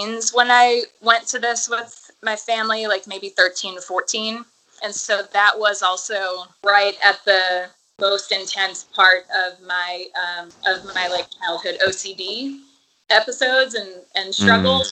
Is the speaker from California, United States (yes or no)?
no; suburbs outside of New Orleans, Louisiana, United States; in the suburbs that I grew up in outside of New Orleans